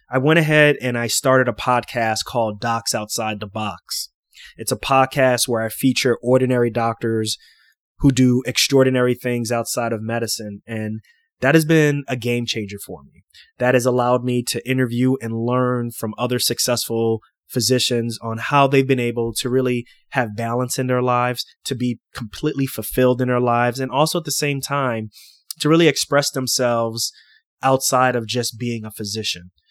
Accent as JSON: {"language": "English", "town": "New York City", "region": "New York", "country": "United States", "tie": "born or raised there", "said": "I grew up in Queens, New York, a place called Lefrac City"}